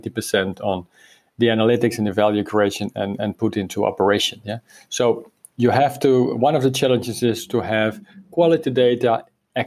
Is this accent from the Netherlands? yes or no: yes; Netherlands; now in Spain; I'm from the Netherlands, but living for many years in Spain